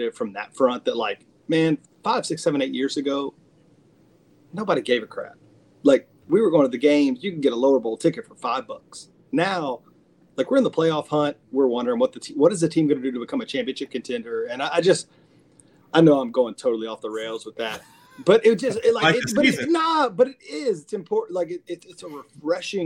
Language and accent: English; Lake Charles, Louisiana, United States; moved away; I've been back home. I'm from Lake Charles. I've been back home.